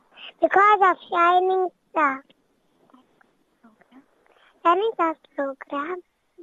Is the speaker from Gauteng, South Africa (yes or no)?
no; Durban, KwaZulu-Natal, South Africa; I am 4 years old. I am from Sherwood, Durban.